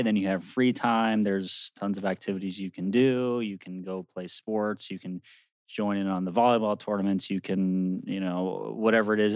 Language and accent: English; Maryland, United States; now in New Jersey, United States; I'm from Maryland.